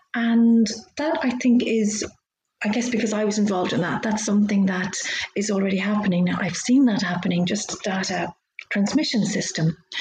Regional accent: Dublin, Leinster, Ireland; moved away as an adult; also born or lived in London; I moved to Dublin, where I'm from. I'm Irish

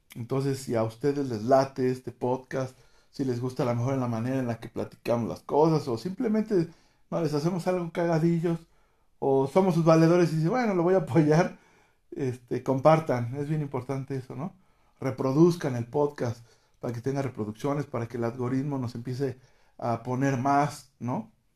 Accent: Mexico; aquí en México

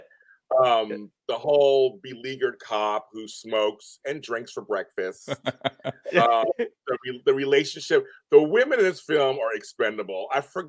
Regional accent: San Francisco, California, United States; moved away; I'm from San Francisco

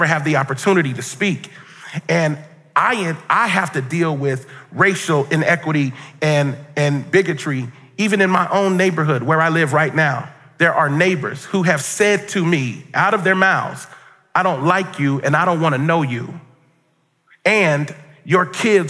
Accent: Cincinnati, Ohio, United States; I grew up in Cincinnati, Ohio

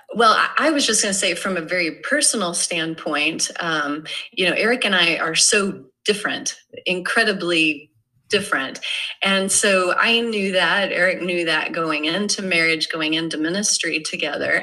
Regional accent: Irving, Texas, United States; grew up in Irving, Texas

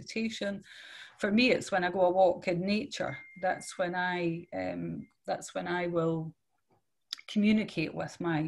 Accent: Scotland, United Kingdom; now in Netherlands; I'm from Scotland, but I live in Holland

